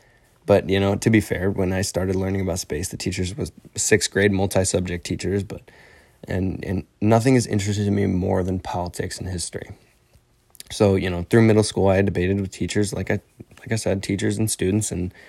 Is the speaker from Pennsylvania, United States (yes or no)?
no; Illinois, United States; I'm 18 years old. I'm from Northern Illinois, and I'm enlisted in the military